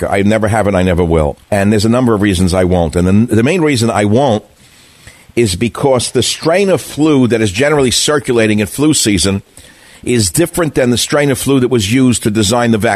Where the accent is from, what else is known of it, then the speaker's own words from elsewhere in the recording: United States; I'm just an American